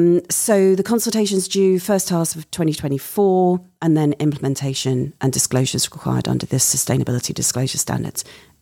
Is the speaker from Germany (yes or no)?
no; United Kingdom; moved away; My home country of the UK.